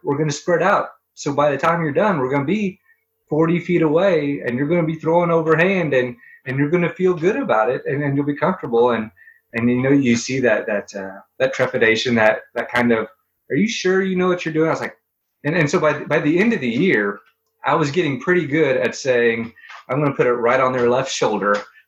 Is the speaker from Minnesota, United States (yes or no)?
no; Springfield, Missouri, United States; I'm from Springfield, Missouri.